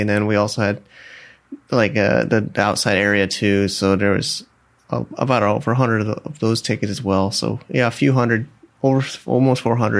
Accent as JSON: {"language": "English", "region": "Connecticut", "country": "United States", "tie": "born or raised there", "said": "I remember my first job was in a machine shop in Connecticut, my hometown."}